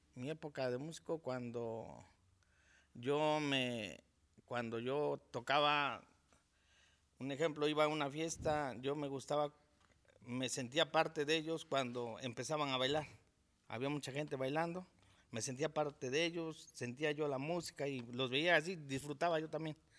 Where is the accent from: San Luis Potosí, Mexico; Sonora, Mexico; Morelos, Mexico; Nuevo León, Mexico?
Morelos, Mexico; Amayuca; yo soy originario de Amayuca, aquí del municipio de Jantetelco